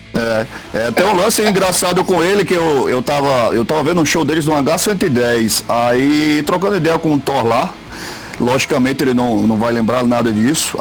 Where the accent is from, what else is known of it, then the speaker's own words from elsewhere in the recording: Caicó, Rio Grande do Norte, Brazil; eu sou, eu sou de Caicó